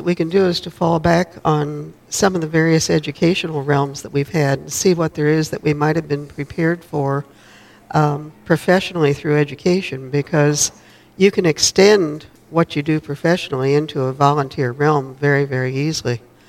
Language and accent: English; Wichita, Kansas, United States; Yep. Wichita, Kansas.